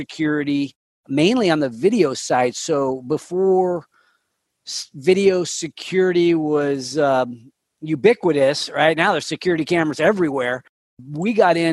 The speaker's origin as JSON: {"language": "English", "town": "Sacramento", "region": "California", "country": "United States", "tie": "born or raised there", "said": "I grew up here in Sacramento"}